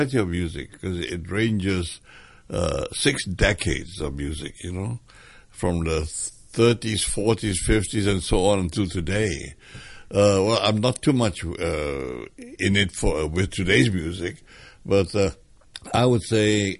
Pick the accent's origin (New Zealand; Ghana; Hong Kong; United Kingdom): Hong Kong; I was born in Hong Kong, in Wan Chai Road